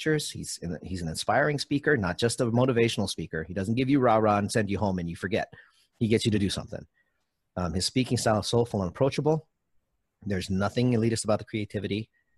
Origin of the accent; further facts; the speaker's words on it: Hawaii, United States; I'm from Hawaii